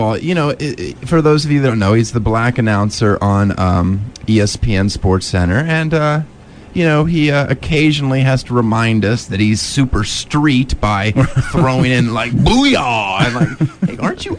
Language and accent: English; Germany; I was born in Germany.